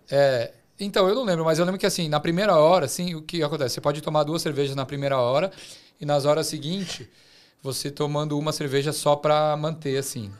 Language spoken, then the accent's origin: Portuguese; Brazil; moved away as an adult; now in Australia; Eu sou brasileiro